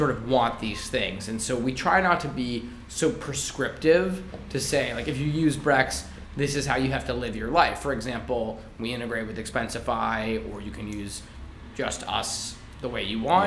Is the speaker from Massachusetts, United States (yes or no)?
yes; Massachusetts, United States; I'm from Massachusetts